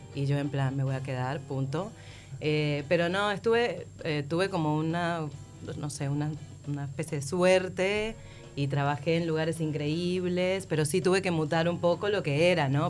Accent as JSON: {"language": "Spanish", "country": "Venezuela", "moved": "as an adult", "lives_now": "Montevideo, Uruguay"}